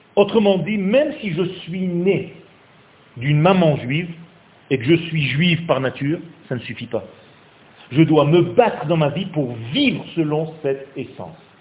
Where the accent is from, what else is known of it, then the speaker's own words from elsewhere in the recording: Nice, Provence-Alpes-Côte d'Azur, France; moved away as an adult; now in Israel; c'est un ami d'enfance en fait, on a grandi ensemble à Nice